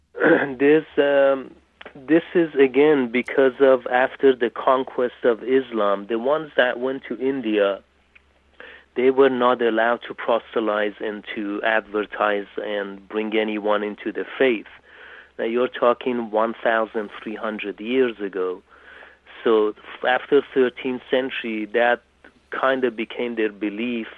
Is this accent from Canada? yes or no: no; England, United Kingdom; moved away as an adult; also born or lived in Tehran, Iran; now in California, United States; I lived in England till I was 22